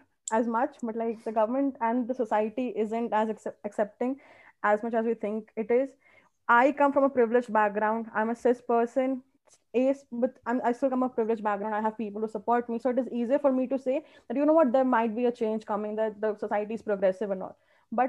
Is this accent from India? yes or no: yes; India; And as an Indian